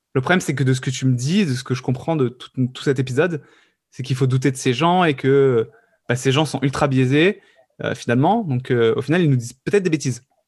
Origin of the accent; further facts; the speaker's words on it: the South, southern France, France; je viens du Sud